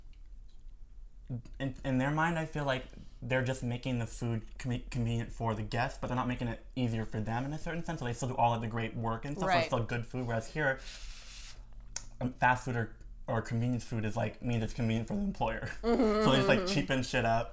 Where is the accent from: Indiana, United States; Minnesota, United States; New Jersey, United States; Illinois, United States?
Minnesota, United States; I'm from Minnesota